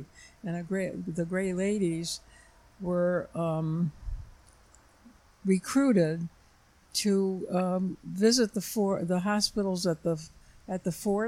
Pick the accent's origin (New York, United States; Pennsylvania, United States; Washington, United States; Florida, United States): New York, United States; Flushing; I grew up on Long Island. And I worked in New York City after I graduated from college.